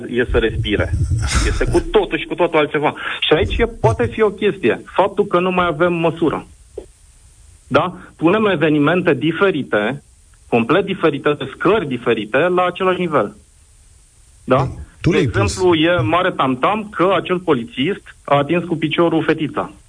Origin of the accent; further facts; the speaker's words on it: Brașov, Brașov County, Romania; Asta vă zic că sunt din Brașov.